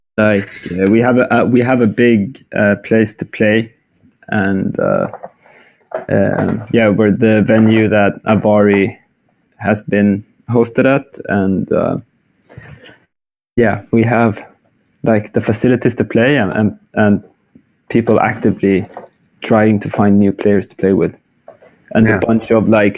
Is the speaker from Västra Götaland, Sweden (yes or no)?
yes; Skövde, Västra Götaland, Sweden; also born or lived in Lund; now in Malmö, Sweden; I grew up in Skövde, but I was born in Lund, actually.